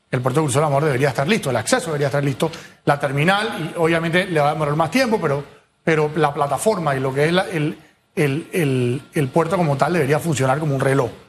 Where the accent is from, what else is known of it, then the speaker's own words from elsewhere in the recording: Panama; Panamá sí tiene buenos productos, Hugo.